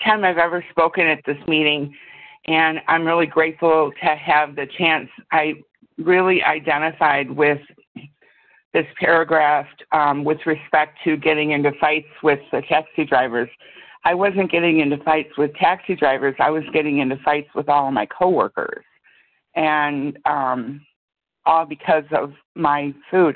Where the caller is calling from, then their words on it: Chicago, Illinois, United States; I'm calling from Chicago, Illinois.